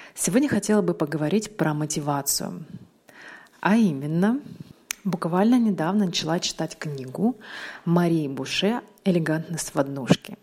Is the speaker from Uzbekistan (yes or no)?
yes; Uzbekistan; now in Russia; Я переехала в Россию 20 лет назад с родителями. То есть Россия моя историческая родина, но я родилась в Узбекистане. И это моя родина, моя любимая страна